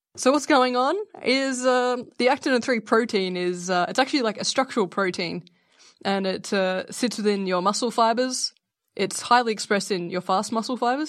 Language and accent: English; Australia; I am Australian